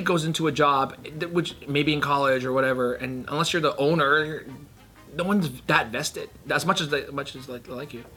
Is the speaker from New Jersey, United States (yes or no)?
yes; New Jersey, United States; I grew up in Jersey